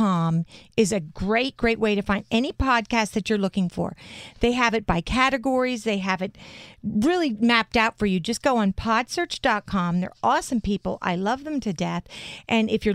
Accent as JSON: {"language": "English", "region": "New Jersey", "country": "United States", "said": "We come from Jersey. We're Joeysies."}